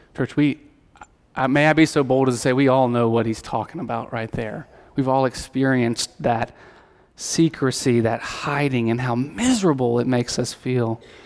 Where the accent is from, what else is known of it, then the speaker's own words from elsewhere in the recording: Alabama, United States; I grew up in Alabama